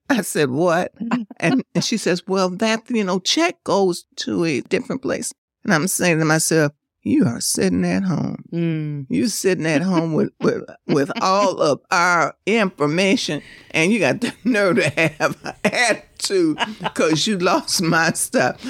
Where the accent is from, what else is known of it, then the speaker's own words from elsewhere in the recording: Detroit, Michigan, United States; growing up on Northwest side, we had that. And then when I uh, moved to the east side